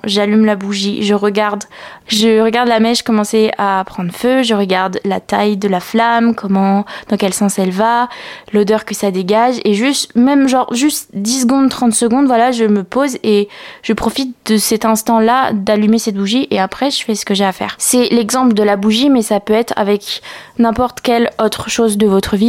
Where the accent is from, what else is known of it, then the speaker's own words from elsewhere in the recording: Picardy, Hauts-de-France, France; now in Lyon, France; là où j'ai grandi, enfin où on a grandi avec Nastasia, c'est euh, en Picardie.